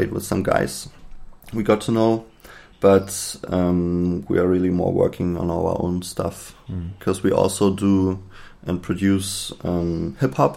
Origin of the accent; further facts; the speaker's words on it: Berlin, Germany; I'm from Berlin